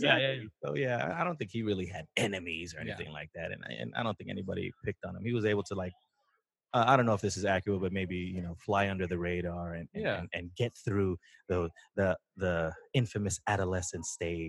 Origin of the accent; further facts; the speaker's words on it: East Bay, California, United States; It was like growing up in the East Bay, I didn't want him passive.